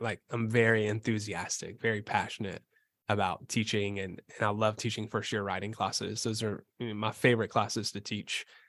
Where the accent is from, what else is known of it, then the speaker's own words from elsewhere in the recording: Bowling Green, Kentucky, United States; moved away as an adult; I'm from Bowling Green, Kentucky